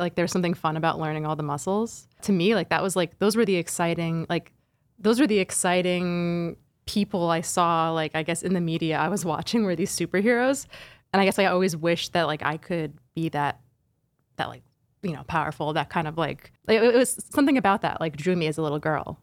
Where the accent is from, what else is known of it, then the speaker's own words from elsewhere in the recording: central suburban New Jersey, United States; also born or lived in Flushing, Queens, New York; we moved to central suburban New Jersey when I was, like, three or four. My dad got a job as a engineering professor at Rutgers, and, yeah, so I kinda grew up in the suburbs